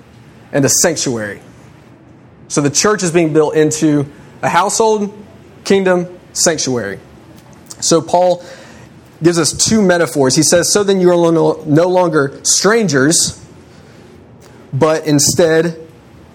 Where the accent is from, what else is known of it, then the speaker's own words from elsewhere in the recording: United States; I'm an American in Mexico